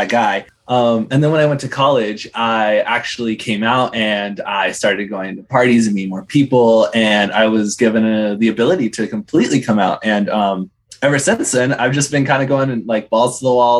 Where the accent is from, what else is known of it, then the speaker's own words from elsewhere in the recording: California, United States; I am 21 and I was born and raised in California